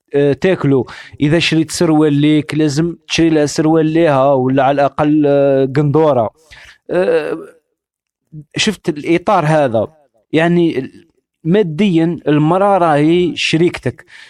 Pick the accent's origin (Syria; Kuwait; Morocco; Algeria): Algeria; انا جزائري